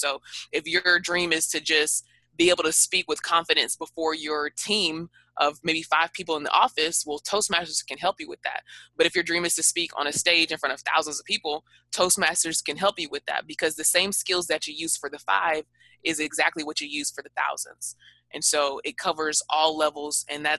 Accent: the South, United States; because I'm from the South and I'm, you know, in that whole that whole era where we say like way too much

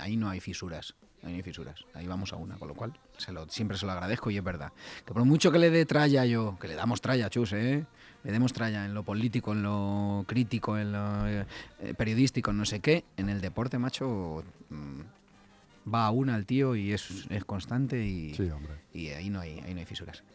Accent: Leganés, Community of Madrid, Spain; Así somos los de Leganés

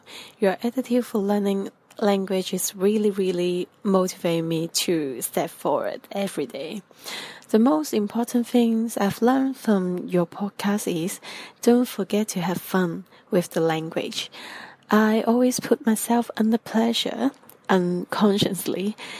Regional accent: Hong Kong; English is a second language

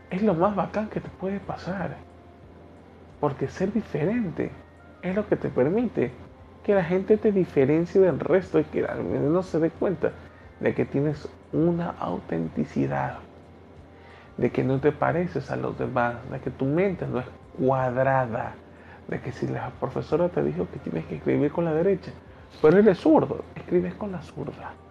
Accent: Ecuador; Yo tengo un acento y muchas personas han de decir, este pana habla raro, porque no se le entiende ciertas cosas. Y este no es el acento del ecuatoriano común. Este es el acento que … ha desarrollado

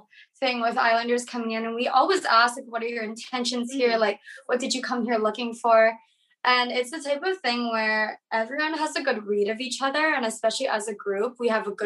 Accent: Honolulu, Hawaii, United States; moved away as an adult; now in Los Angeles, United States; I was actually born and raised in Honolulu and then moved to LA for college

